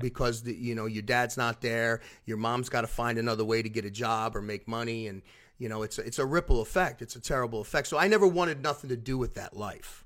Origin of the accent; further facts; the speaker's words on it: Philadelphia, Pennsylvania, United States; now in Orlando, United States; I'm originally from South Philadelphia